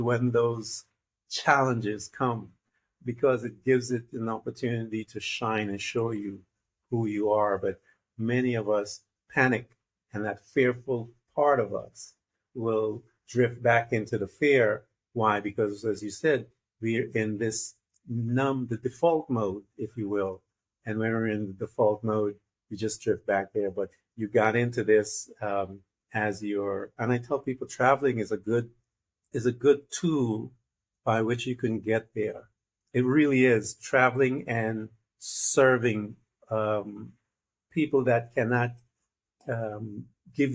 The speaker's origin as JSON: {"language": "English", "country": "Guyana", "moved": "yes", "lives_now": "United States", "said": "I am from Guyana, which is a neighbor to Brazil"}